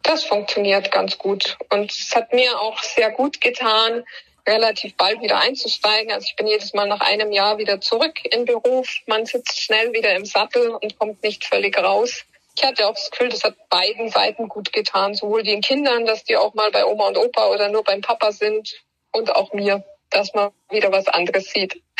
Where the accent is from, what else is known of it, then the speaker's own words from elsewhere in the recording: Bavaria, Germany; bei uns in Bayern